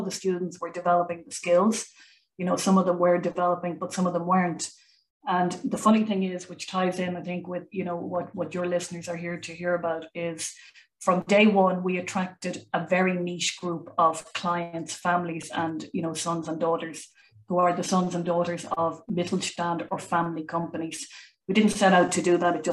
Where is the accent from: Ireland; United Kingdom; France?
Ireland; now in Germany; I come from Ireland